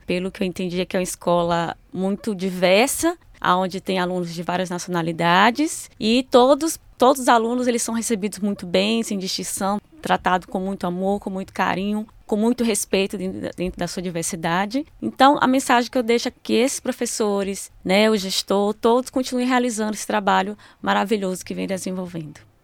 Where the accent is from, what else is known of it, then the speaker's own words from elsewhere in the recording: Bahia, Brazil; moved away as an adult; also born or lived in Porto Seguro; now in São Paulo, Brazil; sou da Bahia, um estado do Brasil